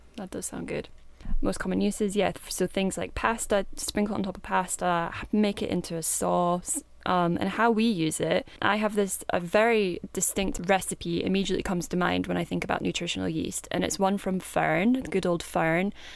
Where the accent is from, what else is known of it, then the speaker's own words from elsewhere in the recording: Kinross, Scotland, United Kingdom; I'm from Kinross, which is in Scotland